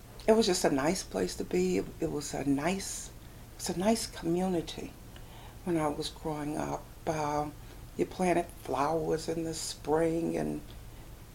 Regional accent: St. Louis, Missouri, United States; I was raised in Carr Square Village, downtown.

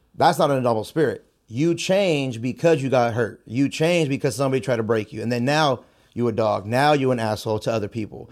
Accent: San Jose, California, United States; I was born and raised in San Jose. Uh, I grew up on the South Side

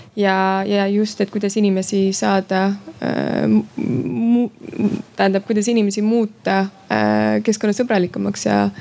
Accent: Estonia; moved away; ma olen Eestist

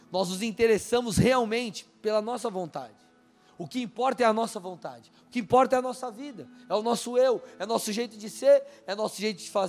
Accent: São Paulo, Brazil; now in Curitiba, Brazil; Eu saí de São Paulo, vim para cá, eu não consigo falar leite. Eu falo leite. Só que quando eu vou para São Paulo, o pessoal falou, oh, cara, você tá com. Não fala mais igual paulistano.

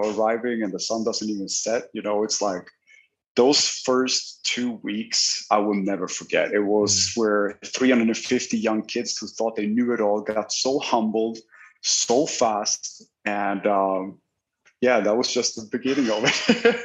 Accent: Sweden; moved away as an adult; now in Miami Beach, United States; I'm originally uh, Swedish. I was born in Sweden.

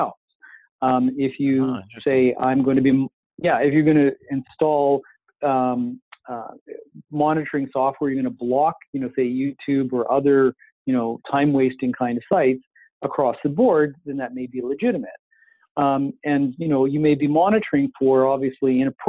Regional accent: Canada; we're so Canadian

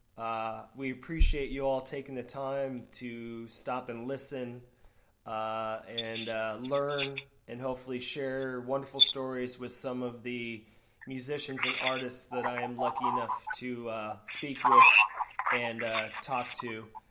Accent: Florida, United States; growing up in Florida

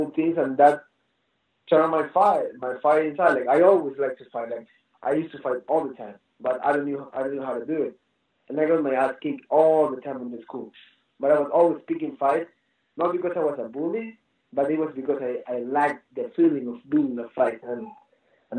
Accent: Ecuador; now in United States; I'm from Ecuador. My dad is pretty wild. Like, it's just the environment I grew up

